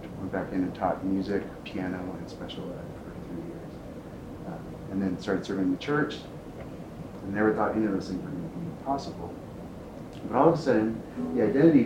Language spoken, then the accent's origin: English; San Diego, California, United States; I'm from San Diego, and I was doing stuff with San Diego Opera, like as an elementary student